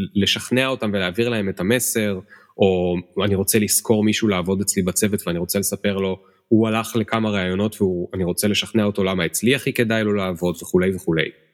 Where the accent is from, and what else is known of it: Israel